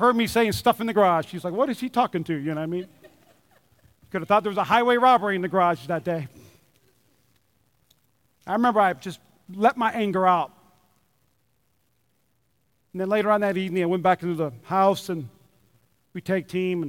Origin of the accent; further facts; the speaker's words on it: North Dakota, United States; now in Nevada, United States; I'm from North Dakota.